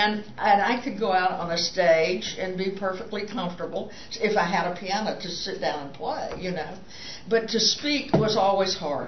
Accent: Jacksonville, Florida, United States; moved away as an adult; now in Pittsburgh, United States; I was from Jacksonville.

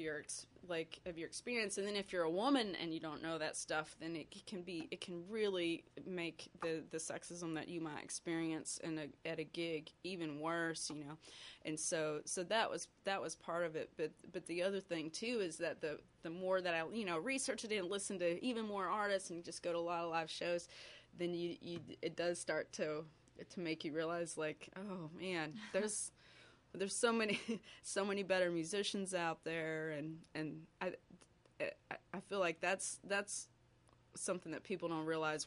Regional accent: outside Dallas, Texas, United States; moved away as an adult; also born or lived in Denton, Texas; now in Pittsburgh, United States; I grew up outside Dallas, and Texas has just a real interesting music scene

